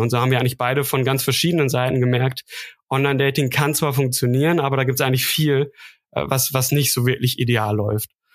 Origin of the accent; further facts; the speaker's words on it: Münsterland, North Rhine-Westphalia, Germany; now in Stuttgart, Germany; ich bin ähm, in Stuttgart, komme aber ursprünglich aus dem Münsterland. Vielleicht klingt das noch so leicht raus, also nordrhein-westfälische Wurzeln